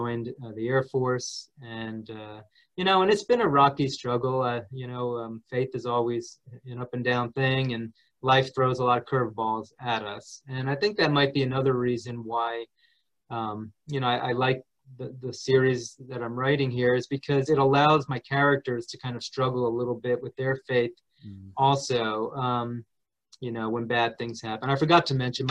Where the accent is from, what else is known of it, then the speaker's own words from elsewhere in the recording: New Jersey, United States; I grew up in New Jersey